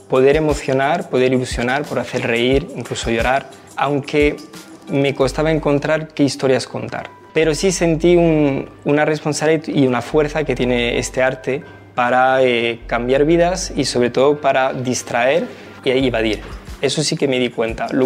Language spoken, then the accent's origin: Spanish; France; now in Spain